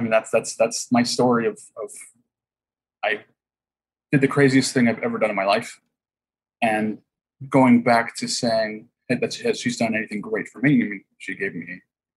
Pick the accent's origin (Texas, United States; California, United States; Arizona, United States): California, United States; Huntington Beach; No. I grew up in Huntington Beach. There's no drive-bys really.